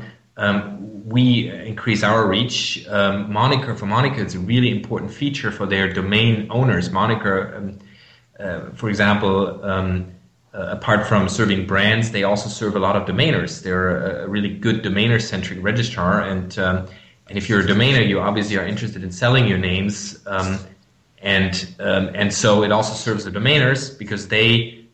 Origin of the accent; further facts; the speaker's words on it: Germany; English is a second language; I'm from Germany. You might hear that from my accent.